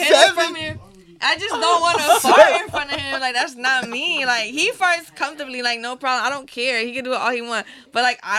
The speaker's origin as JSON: {"language": "English", "country": "Puerto Rico", "tie": "born or raised there", "moved": "yes", "said": "Growing up in Puerto Rico, my mom and my grandma were vegetarian."}